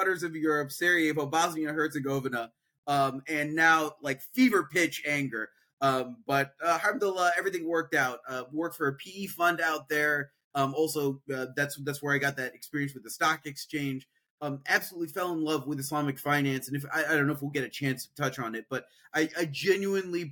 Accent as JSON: {"language": "English", "town": "Peoria", "region": "Illinois", "country": "United States", "tie": "born or raised there", "said": "I'm a Midwestern kid, born and raised in Peoria, Illinois, which is in central Illinois"}